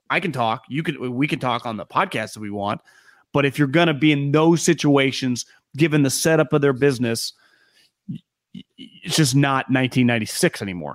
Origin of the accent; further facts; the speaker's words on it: Sacramento, California, United States; we grew up around the Kings and Arco Arena when they were really good